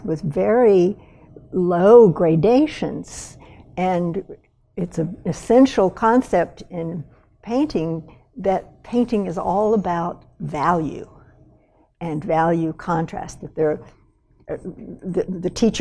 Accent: West Texas, United States; now in Montana, United States; I grew up in West Texas

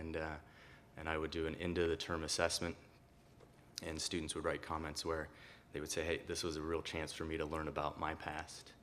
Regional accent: southwest Iowa, United States; also born or lived in Costa Rica; I came from Costa Rica at a very young age and, and grew up in a really small town that most people don't know of, uh, of Liska, Iowa, in southwest Iowa.

